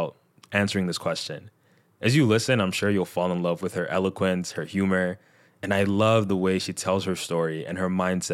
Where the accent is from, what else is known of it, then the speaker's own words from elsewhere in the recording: Nigeria; I'm a Nigerian middle child